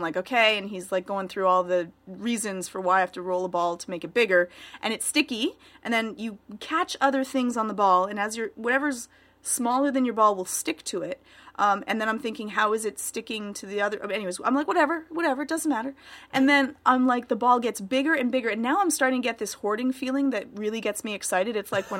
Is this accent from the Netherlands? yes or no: no; Canada; Maybe I'm just way too prudish because I'm Canadian and all.